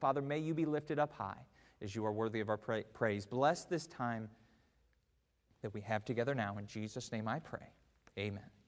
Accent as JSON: {"language": "English", "country": "United States", "said": "as an American"}